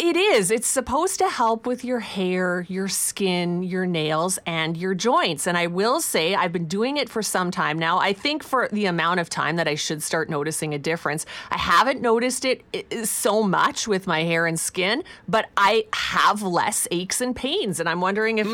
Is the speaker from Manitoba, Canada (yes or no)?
no; Saskatchewan, Canada; moved away; Growing up in Saskatchewan, I grew up on Vico that the milkman brought.